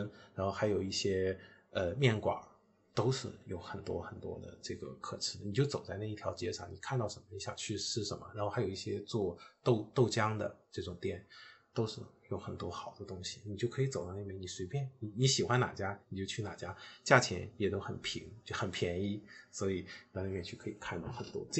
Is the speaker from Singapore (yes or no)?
no; China; 去更加强调我自己是从中国大陆来的这个身份，我会强调这种身份的认同感。